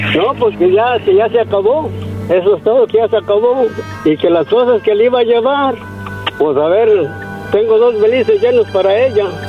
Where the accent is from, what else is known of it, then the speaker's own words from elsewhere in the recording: San Miguel Zapotitlán, Jalisco, Mexico; Prácticamente de donde yo soy, de un rancho, cerca de Guadalajara, pero sí, cerca de Guadalajara